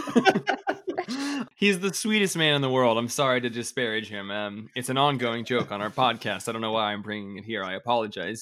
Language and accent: English; Colville, Washington, United States; now in Bellingham, United States; I'm from a really horrible small t, like, tiny town in northeast Washington